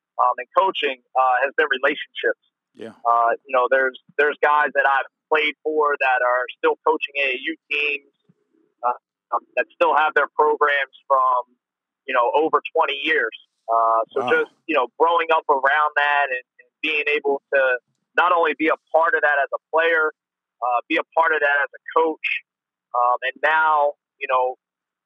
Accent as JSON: {"language": "English", "town": "Philadelphia", "region": "Pennsylvania", "country": "United States", "tie": "born or raised there", "said": "grew up in Philadelphia"}